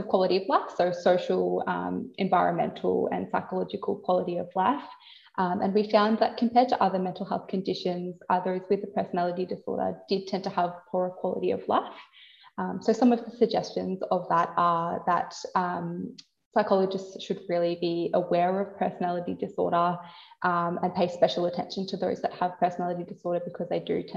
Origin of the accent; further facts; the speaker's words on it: Warrnambool, Victoria, Australia; I've moved down to Warrnambool, which is my hometown.